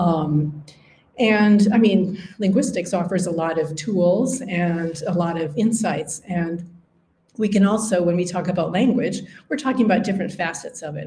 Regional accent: Upper Midwest, United States; accent: Upper Midwestern; moved away as an adult; also born or lived in Wisconsin; now in London, United Kingdom; it's American, it's North American, um, it's Upper Midwestern.

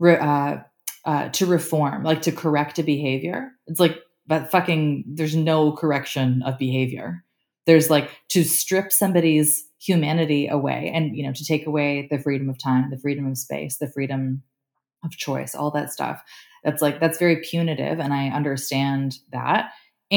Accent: Canada; I'm Canadian

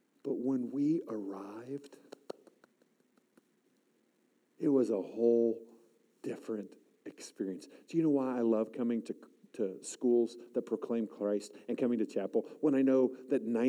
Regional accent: Southern California, United States; moved away; also born or lived in Montebello, California; I grew up in Southern California. I was born in Montebello, just outside of Anaheim

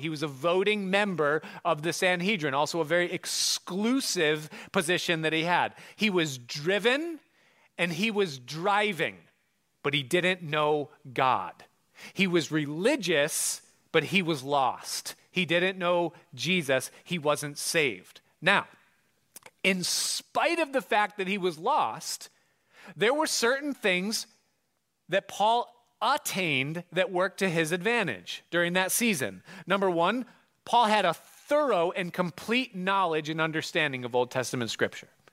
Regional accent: Hilton, New York, United States; he takes the job and they move to Hilton, which is my hometown

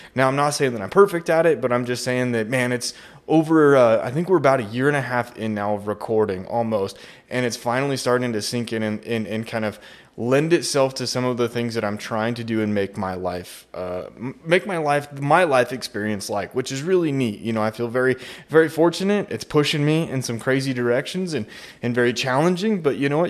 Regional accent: Idaho, United States; I come from Idaho

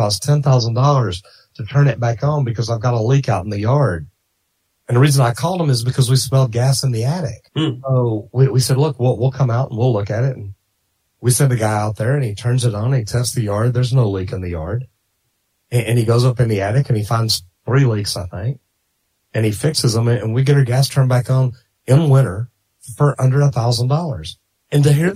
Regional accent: Dallas, Texas, United States; I grew up in Dallas and I grew up in the 70s

